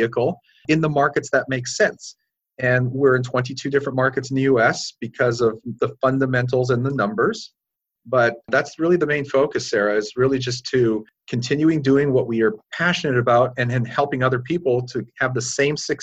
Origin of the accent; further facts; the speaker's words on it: Calgary, Alberta, Canada; moved away as an adult; now in Orange County, United States; I'm originally from Calgary, grew up and went to school and all that kind of stuff